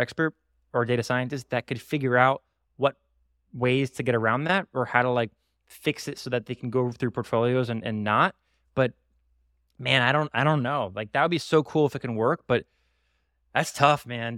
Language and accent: English; Broward County, Florida, United States; in my hometown, the, the, the county of my hometown, Broward County